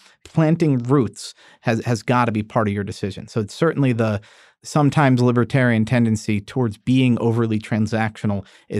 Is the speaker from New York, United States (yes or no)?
yes; New York, United States; born there; because I was born in 1978 in New York.